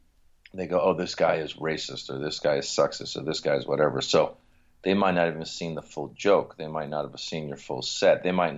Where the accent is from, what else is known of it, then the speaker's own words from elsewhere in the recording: Iran; English is a second language; now in United States; because, you know, we come from Iran, we come to America, you don't know anybody, you're learning the language. I mean, I learn English in Iran, but now it's every day.